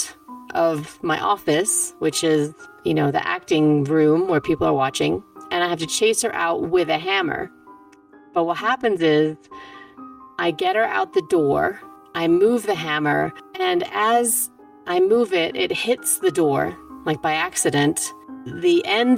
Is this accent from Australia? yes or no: no; Germany; moved away; also born or lived in New York; I was born at home in Germany, in my childhood house.